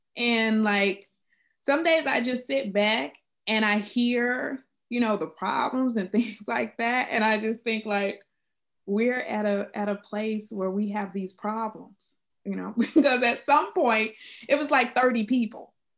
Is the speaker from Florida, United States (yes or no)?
yes; South Florida, United States; I'm from South Florida, and um, I was the only Black kid in my preschool